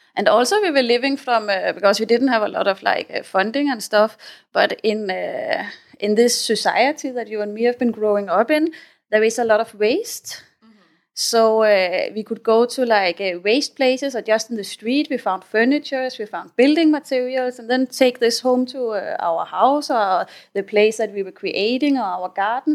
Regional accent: Denmark; moved away as an adult; also born or lived in Spain / South America; now in Thailand; I come from uh, Denmark. I grew up in the Danish countryside.

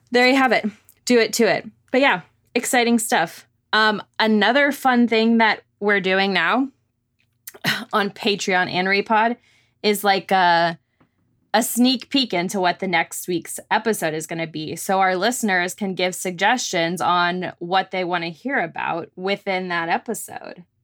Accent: Arlington, Texas, United States; I went to Six Flags Over Texas in Arlington, 'cause that's my hometown

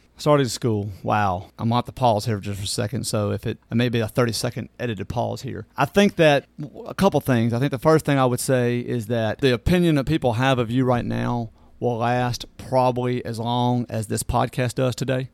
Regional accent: Natchez, Mississippi, United States; moved away as an adult; now in Hernando, United States; I was born in Natchez, Mississippi, uh, and, uh, born and raised, and my parents are still there

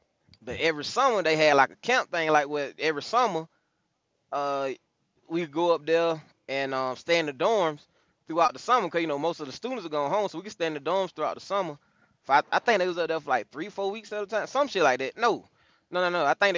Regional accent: near Atlanta, a country town in Georgia, United States; I'm from Georgia. I'm from a country town in Georgia, not that far from Atlanta.

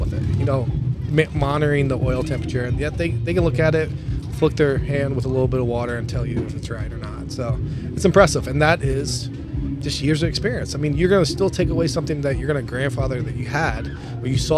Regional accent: Louisville, Kentucky, United States; moved away as an adult; now in Minnesota, United States; We're originally from Louisville, Kentucky, and you know, both of us born and raised, and you know, we grew up together, high school, long time friends.

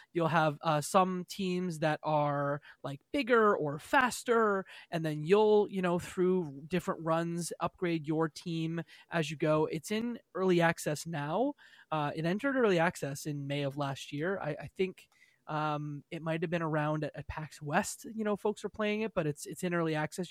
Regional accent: Canada; I'm Canadian

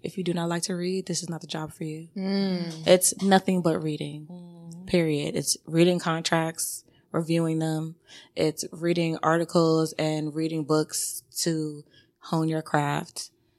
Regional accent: Jamaica; I'm also Jamaican, so I listen to a lot of reggae.

